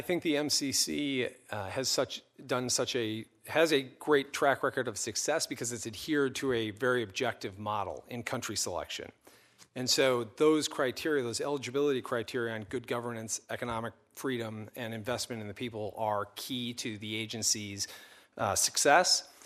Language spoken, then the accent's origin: English; Minnesota, United States; also born or lived in England; since I was a boy growing up in Minnesota